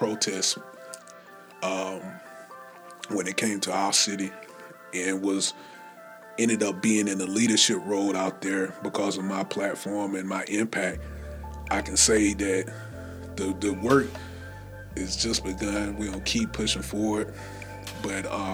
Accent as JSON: {"language": "English", "town": "Anderson", "region": "South Carolina", "country": "United States", "tie": "born or raised there", "said": "Anderson, South Carolina, my hometown"}